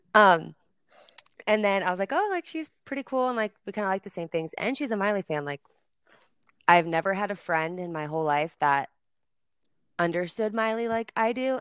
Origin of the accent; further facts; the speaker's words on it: Nebraska, United States; I'm from Nebraska.